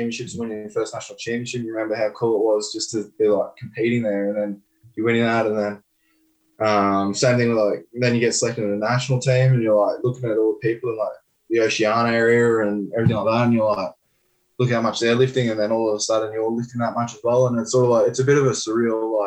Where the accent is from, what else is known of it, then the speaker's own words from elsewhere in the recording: Brisbane, Queensland, Australia; growing up in Brisbane